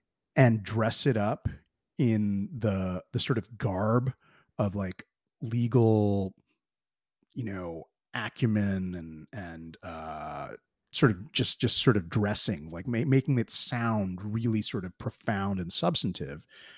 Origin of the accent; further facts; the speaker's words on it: United States; I've just basically imbibed a lot of like the subtle propaganda, like growing up in America